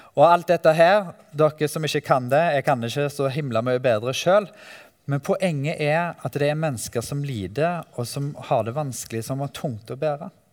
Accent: Ølensvåg, Rogaland, Norway; also born or lived in Oslo; now in Grimstad, Norway; Jeg eh, bor i Grimstad, men er fra Vestlandet, Ølensvåg

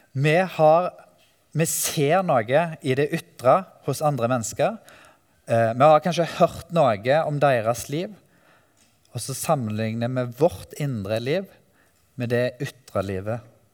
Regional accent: Ølensvåg, Rogaland, Norway; also born or lived in Oslo; now in Grimstad, Norway; Jeg eh, bor i Grimstad, men er fra Vestlandet, Ølensvåg

